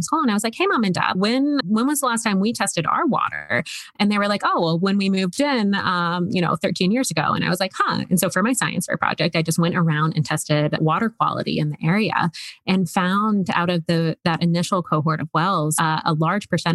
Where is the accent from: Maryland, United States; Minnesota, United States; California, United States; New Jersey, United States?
Maryland, United States; Woodbine; moved away; also born or lived in New York; I'm from Woodbine, Maryland.